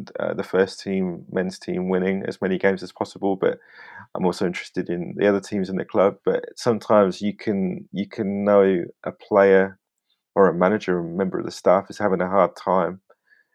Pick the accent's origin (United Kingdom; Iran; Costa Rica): United Kingdom; Northampton, East Midlands; I was born in the Barrett maternity in Northampton.